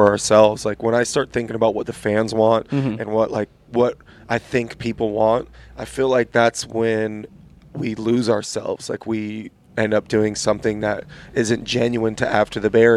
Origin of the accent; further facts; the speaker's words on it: California, United States; I grew up in California